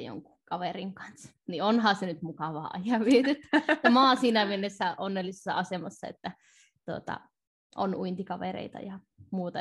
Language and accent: Finnish; North Ostrobothnia, Finland; mä oon tätä kotoisin Pohjois-Pohjanmaalta